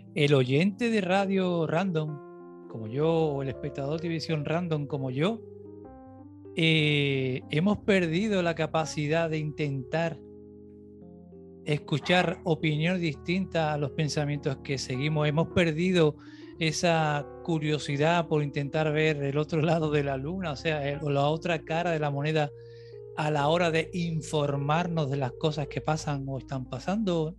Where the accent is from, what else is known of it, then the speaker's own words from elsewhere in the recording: Cádiz, Andalusia, Spain; moved away; also born or lived in the island (unspecified); Yo soy de Cádiz. Yo vine en el 95, de Cádiz capital. Yo vine en el 95 aquí a la isla